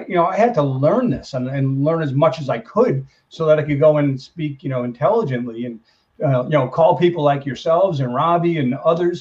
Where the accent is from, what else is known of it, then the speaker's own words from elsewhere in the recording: New York, United States; I am from New York